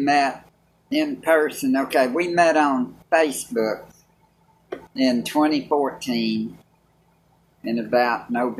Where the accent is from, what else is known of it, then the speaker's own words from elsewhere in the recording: Clarksville, Tennessee, United States; I was raised in Clarksville, Tennessee.